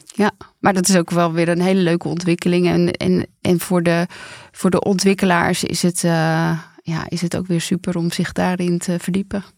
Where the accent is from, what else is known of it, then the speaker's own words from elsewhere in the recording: Randstad, Netherlands; ik kom gewoon uit de Randstad